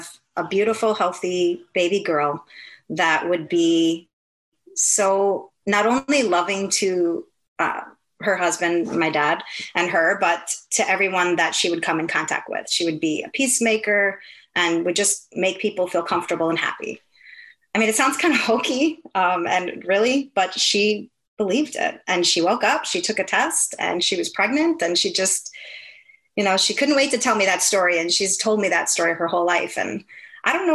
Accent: Milwaukee, Wisconsin, United States; moved away as an adult; also born or lived in Minneapolis / Orlando; I'm from Milwaukee, Wisconsin, which is the dairy state

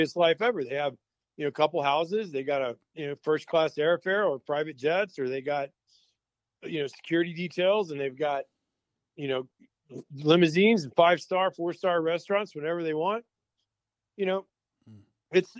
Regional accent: Texas, United States; I'm from Texas.

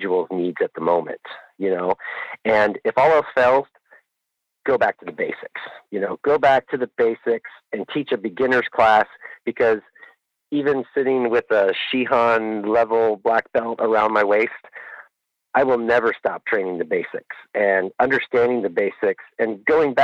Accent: Pacific Northwest, United States; now in Anchorage, United States; I'm originally from the Pacific Northwest

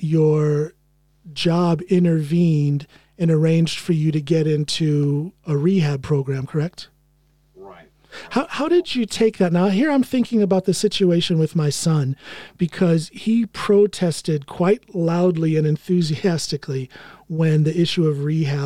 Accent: United States; moved away; I am American. I haven't given up my American citizenship

